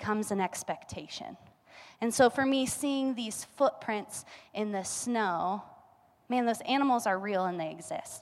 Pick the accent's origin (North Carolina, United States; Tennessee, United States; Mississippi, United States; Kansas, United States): Kansas, United States; now in Colorado, United States; We're from Kansas